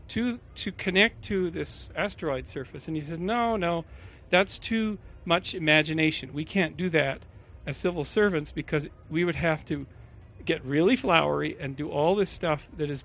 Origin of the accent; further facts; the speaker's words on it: Canada; moved away as an adult; also born or lived in Czechoslovakia; now in United States; I was an immigrant from Canada